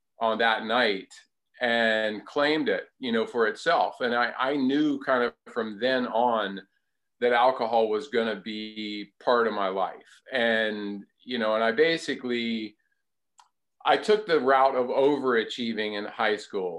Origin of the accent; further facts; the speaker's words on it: Durham, North Carolina, United States; moved away as an adult; also born or lived in Seattle, Washington; I lived primarily with my mother and my stepdad here in Durham, North Carolina, out in the country, like out in the sticks